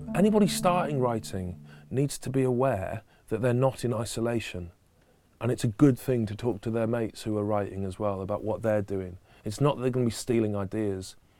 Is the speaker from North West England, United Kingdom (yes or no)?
yes; Stockport, North West England, United Kingdom; a girl from Stockport, which is my hometown, a suburb of Manchester